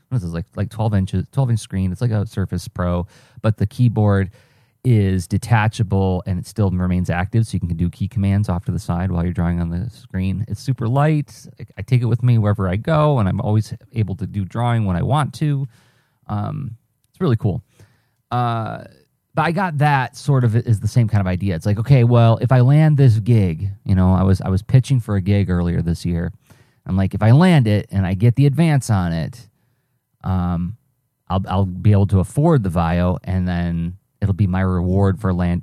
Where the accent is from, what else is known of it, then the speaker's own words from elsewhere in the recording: Midwest, United States; I'm a Midwesterner